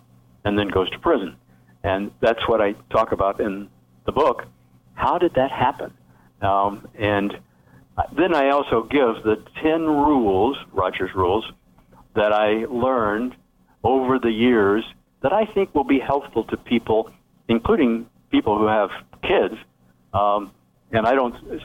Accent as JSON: {"language": "English", "region": "the Ozarks of Missouri", "country": "United States", "tie": "born or raised there", "also_born_or_lived": "Ohio", "moved": "yes", "said": "I grew up in the Ozarks of Missouri and on a farm."}